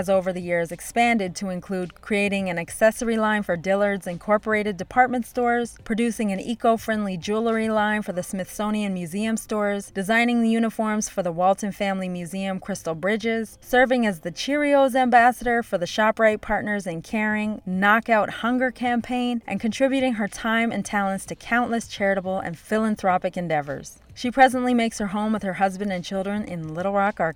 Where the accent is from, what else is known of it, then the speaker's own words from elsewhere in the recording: Ottawa, Ontario, Canada; my experience growing up in Ottawa